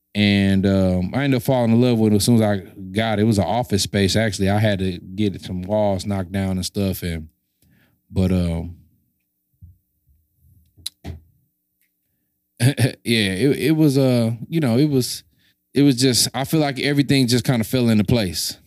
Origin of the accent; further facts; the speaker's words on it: St. Louis, Missouri, United States; I was from Saint Louis